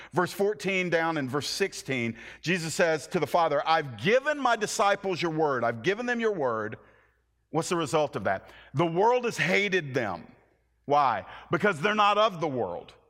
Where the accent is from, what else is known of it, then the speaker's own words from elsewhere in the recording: the American South, United States; a little Southern Irish background guy